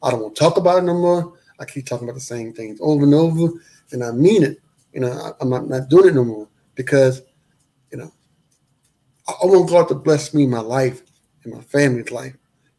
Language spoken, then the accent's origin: English; New Orleans, Louisiana, United States; "Man, look, I'm from New Orleans. I remember you from Mid-South.